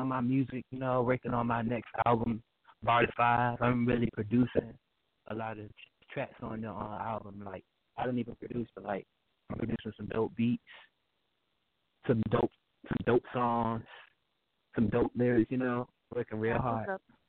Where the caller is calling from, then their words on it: Norfolk, Virginia, United States; I'm calling from Norfolk, Virginia.